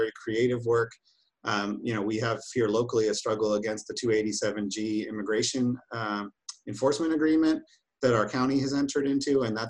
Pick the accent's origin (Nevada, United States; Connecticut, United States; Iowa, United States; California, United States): Nevada, United States; moved away; I grew up in Nevada, and you look at Nevada, and when I was a kid there, it was this right-wing state